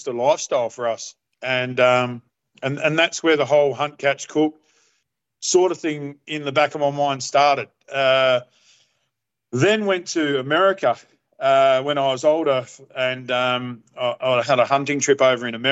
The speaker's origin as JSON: {"language": "English", "town": "Perth", "region": "Western Australia", "country": "Australia", "tie": "born or raised there", "said": "I'm Perth born and raised"}